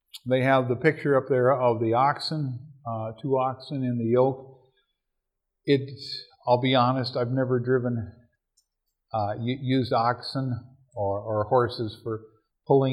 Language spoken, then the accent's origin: English; Minnesota, United States; I'm from Minnesota.